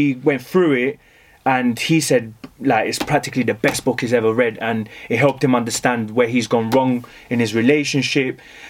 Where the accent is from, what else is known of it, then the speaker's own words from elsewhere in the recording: Colombia; I guess my roots, I'm from Colombia